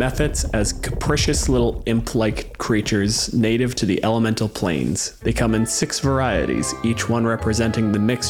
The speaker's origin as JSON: {"language": "English", "country": "Canada"}